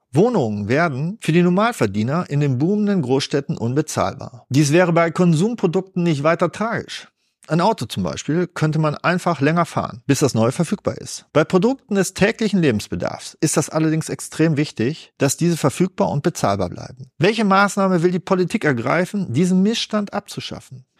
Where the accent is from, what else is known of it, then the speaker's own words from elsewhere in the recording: Germany; Wir können als Deutsche